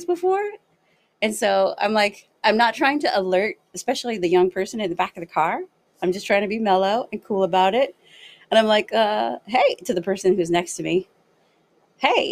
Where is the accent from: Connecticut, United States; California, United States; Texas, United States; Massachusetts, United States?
California, United States; Los Angeles; moved away as an adult; also born or lived in Northeastern Ohio; now in Ohio, United States; I'm originally from Los Angeles, but I just moved to Ohio.